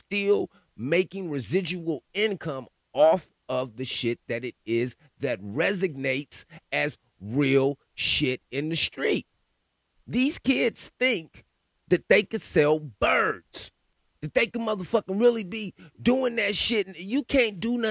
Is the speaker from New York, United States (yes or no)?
no; California, United States; I grew up in California. I was a teenager during the … and … beefs